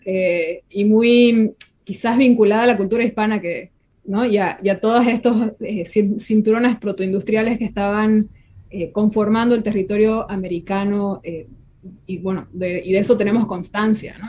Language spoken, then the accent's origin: Spanish; Santa Cruz, Bolivia